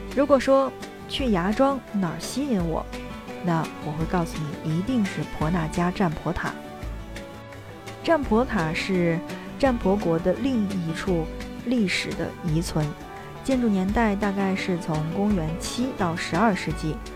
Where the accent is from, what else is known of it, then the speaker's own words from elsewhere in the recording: China; 作为中国人的我们